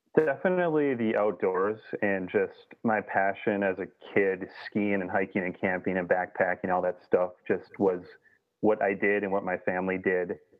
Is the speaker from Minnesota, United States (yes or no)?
yes; Minnesota, United States; I grew up in Minnesota, just kind of was born in a canoe almost